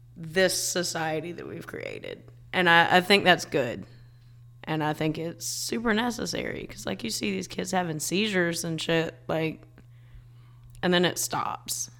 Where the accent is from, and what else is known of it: South Carolina, United States; born or raised there